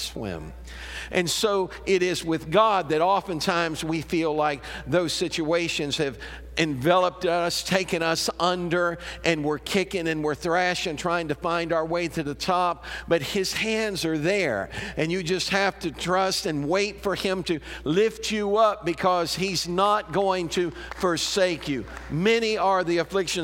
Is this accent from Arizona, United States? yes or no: no; Chicago, Illinois, United States; now in Murphysboro, United States; I was raised up around Chicago, but my grandparents lived down here, so we'd come down here on vacation.